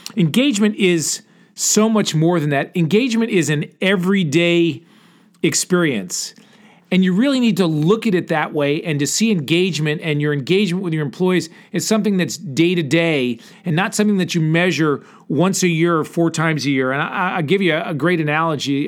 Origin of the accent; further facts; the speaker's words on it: Connecticut, United States; moved away as an adult; now in Texas, United States; I grew up in Connecticut